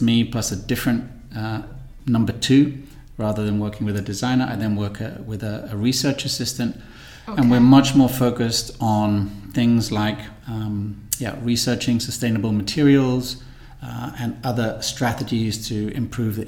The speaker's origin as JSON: {"language": "English", "region": "London", "country": "United Kingdom", "also_born_or_lived": "Milan / Montenegro", "moved": "yes", "lives_now": "Barcelona, Spain", "said": "I'm originally from London"}